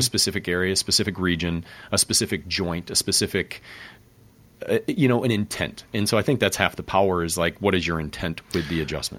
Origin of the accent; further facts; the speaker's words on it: Grand Rapids, Michigan, United States; I grew up in Grand Rapids there